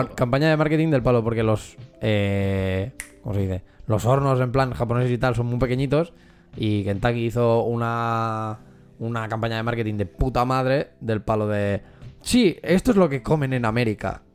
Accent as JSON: {"language": "Spanish", "region": "Catalonia", "country": "Spain", "said": "nosotros que somos de aquí de Cataluña"}